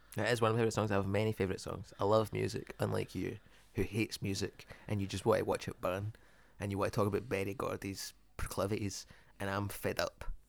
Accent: Dagenham, London, United Kingdom; I'm from Dagenham

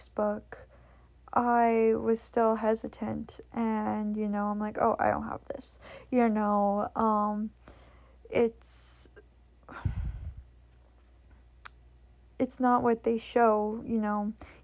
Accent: Canada; I'm from Canada

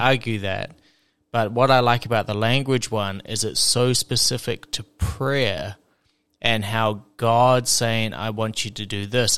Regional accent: South Island, New Zealand; I'm from the the southern the South Island in New Zealand

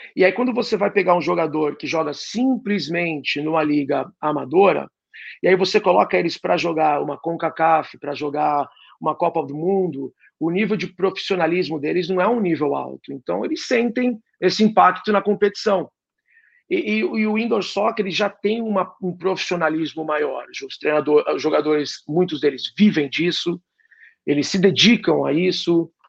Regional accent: Santos, São Paulo, Brazil; moved away as an adult; also born or lived in San Diego / Milwaukee / Detroit / Philadelphia; now in United States; eu sou de Santos

